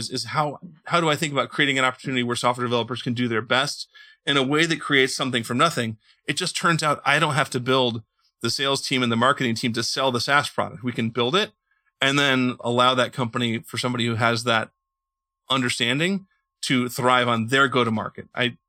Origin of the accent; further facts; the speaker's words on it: Indiana, United States; born there; my wife, because she knows I was born in Indiana and she knows I like football, she decided to send me to the Super Bowl that year.